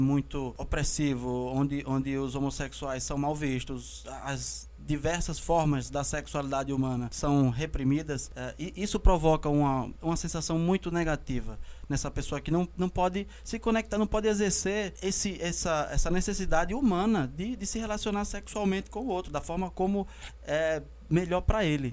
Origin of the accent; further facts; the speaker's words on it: Brazil; enquanto brasileiros